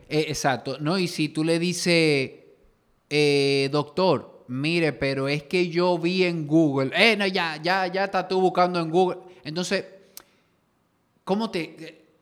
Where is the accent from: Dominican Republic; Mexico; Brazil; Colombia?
Dominican Republic; somos dominicanos